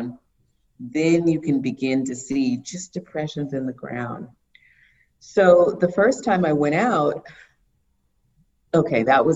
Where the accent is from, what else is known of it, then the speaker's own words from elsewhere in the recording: Miami, Florida, United States; I'm from Miami